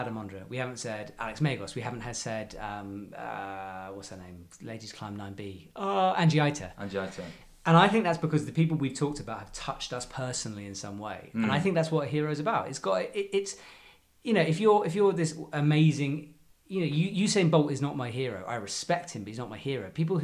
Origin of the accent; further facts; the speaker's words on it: United Kingdom; I'm a British person